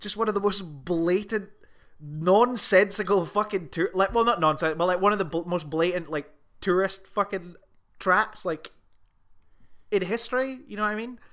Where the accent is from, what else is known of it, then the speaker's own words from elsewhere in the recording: Scotland, United Kingdom; I'm Scottish